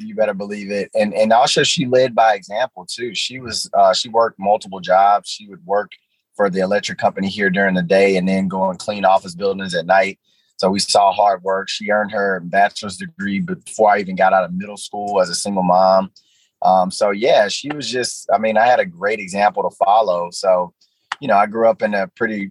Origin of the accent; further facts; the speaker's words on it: Shreveport, Louisiana, United States; moved away as an adult; I grew up in one of the poorest neighborhoods in Shreveport, named Cedar Grove